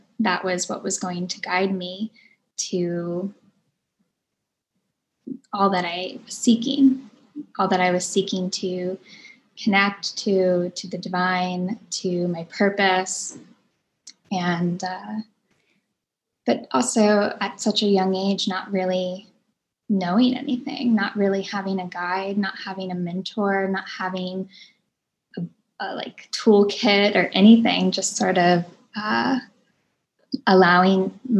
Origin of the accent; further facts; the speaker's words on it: New Orleans, Louisiana, United States; also born or lived in Florida / Mississippi; But growing up in New Orleans definitely made a huge imprint in my life as well, because the spirit is definitely very alive there, and the spirit of music and the spirit of joy and the spirit of the other worlds.